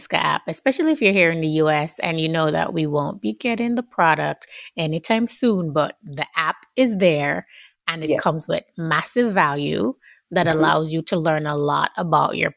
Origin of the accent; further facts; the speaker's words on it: Jamaica; I'm Jamaican